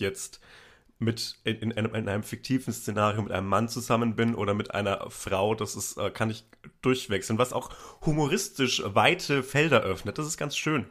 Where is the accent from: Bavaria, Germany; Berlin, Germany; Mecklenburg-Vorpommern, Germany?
Bavaria, Germany; Upper Franconia, near Bamberg; ich bin in Oberfranken aufgewachsen, zwischen äh, in der Nähe von Bamberg